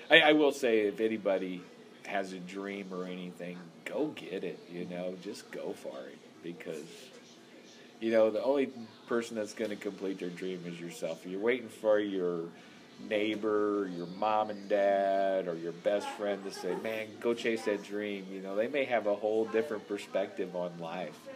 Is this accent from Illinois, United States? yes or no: no; St. Louis, Missouri, United States; I'm from St. Louis because it's the major city in this area. They'd be like, "Hey, where are you from?" I'd be like, "Oh, St. Louis, Missouri."